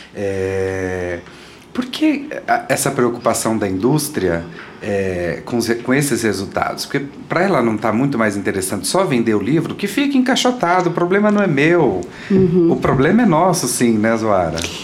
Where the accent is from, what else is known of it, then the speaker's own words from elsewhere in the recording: Goiânia, Goiás, Brazil; eu sou de Goiânia, né? Uhum. E eu uhum. morava perto do campus da universidade. Então eu frequentava muito a biblioteca da universidade desde criança